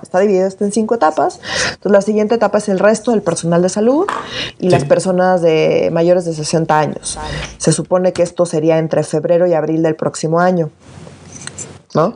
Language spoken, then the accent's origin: Spanish; Mexico City, Mexico; yo siempre he sido muy, muy, muy chilanga. No me voy a disculpar por ser chilanga